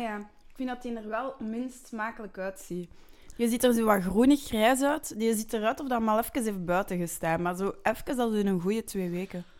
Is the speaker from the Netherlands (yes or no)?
no; Flanders, Belgium; we zijn Vlamingen.